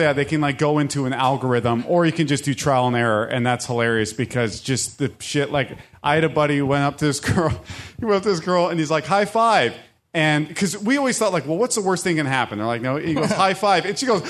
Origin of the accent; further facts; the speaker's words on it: Orange County, California, United States; I'm from Orange County, California, and there's just too many people.